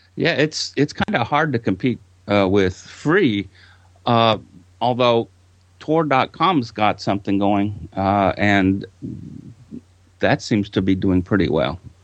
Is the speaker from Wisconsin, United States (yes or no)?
no; Texas, United States; I'm from Texas, and there's a small little town uh, not too far from Houston called LaGrange